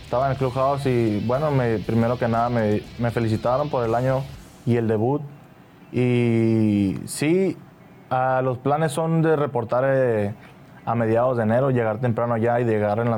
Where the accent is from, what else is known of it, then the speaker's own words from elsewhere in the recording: Tijuana, Baja California, Mexico; Yo empecé con, con Glulú en la, Liga Municipal de Tijuana.